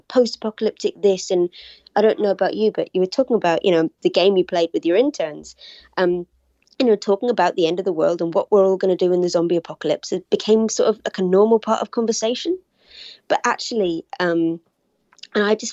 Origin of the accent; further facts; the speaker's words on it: United Kingdom; I'm from Britain, as you can probably tell